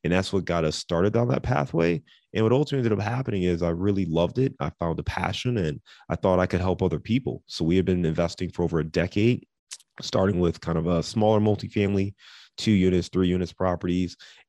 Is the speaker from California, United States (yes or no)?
no; Cleveland, Ohio, United States; moved away as an adult; also born or lived in Dayton / Detroit / Chicago; now in Cincinnati, United States; I live in Cincinnati, Ohio, as you mentioned, but I'm born and raised in Cleveland. So I'm a Midwest kid. I lived in Dayton. I've lived in Detroit. I've lived in Chicago. So I've lived all over the Midwest